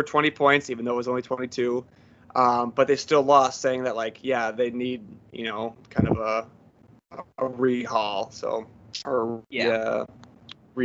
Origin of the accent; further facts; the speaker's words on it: Midwest, United States; we're from the Midwest